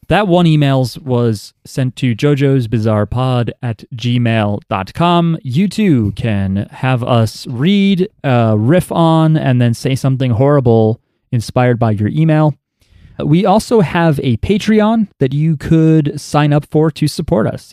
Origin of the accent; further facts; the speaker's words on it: New Jersey, United States; I'm from New Jersey